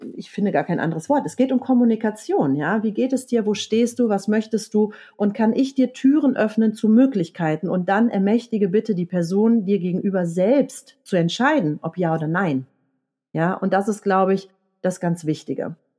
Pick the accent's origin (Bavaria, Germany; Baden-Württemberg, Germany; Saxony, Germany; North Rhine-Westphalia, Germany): North Rhine-Westphalia, Germany; Leverkusen; now in Eckental, Germany; ich komme gebürtig aus Leverkusen